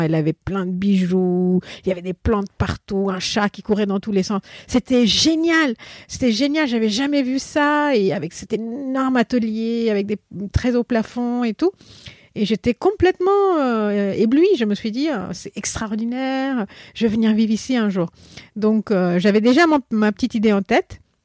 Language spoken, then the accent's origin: French; India; French is a second language; moved away as an adult; now in Paris, France; en Inde aussi, ce qui est important à savoir, c'est qu'on ne parle pas une langue. On parle plusieurs langues parce qu'on parle la langue nationale qui est hindi et souvent on parle notre langue maternelle